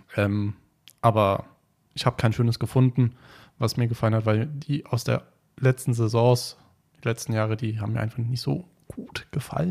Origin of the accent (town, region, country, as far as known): Taunus, Hesse, Germany; born or raised there; also born or lived in Frankfurt